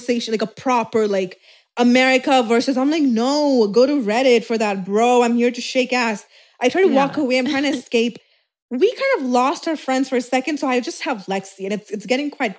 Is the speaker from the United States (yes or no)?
no; Dubai, United Arab Emirates; I'm from Dubai